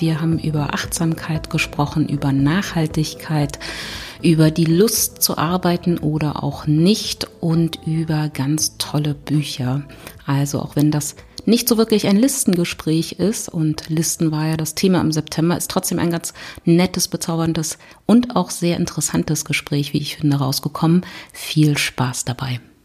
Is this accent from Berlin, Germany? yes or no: yes; Berlin, Germany; ich komme aus Berlin